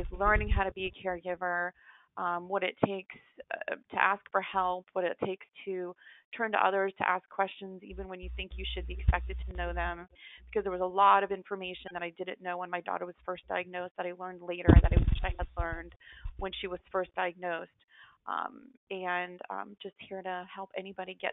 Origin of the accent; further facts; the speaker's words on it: Central Florida, United States; I'm from Central Florida